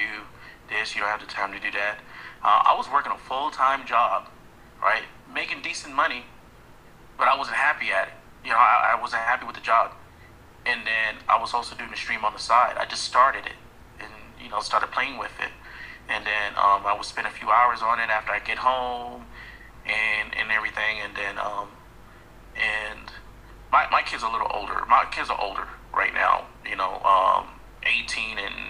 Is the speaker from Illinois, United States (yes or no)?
no; New York, United States; I'm from New York, so my accent